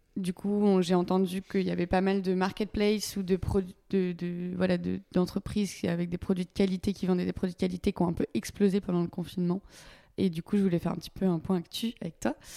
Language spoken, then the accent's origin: French; Paimpol, Brittany, France; je suis originaire de Paimpol.